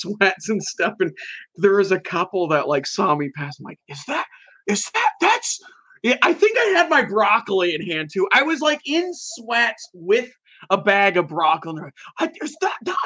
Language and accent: English; Puyallup, Washington, United States; I live in Puyallup, Washington. So they're just it's in my hometown.